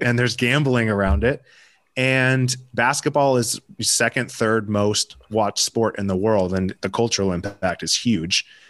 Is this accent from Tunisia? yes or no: no; Denver, Colorado, United States; born or raised there; also born or lived in Newport Beach, California